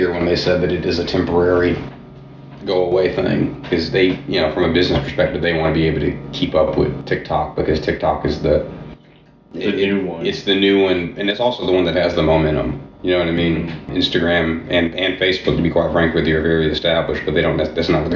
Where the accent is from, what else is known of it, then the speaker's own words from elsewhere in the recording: Atlanta, Georgia, United States; now in Nashville, United States; I'm from Atlanta, Georgia originally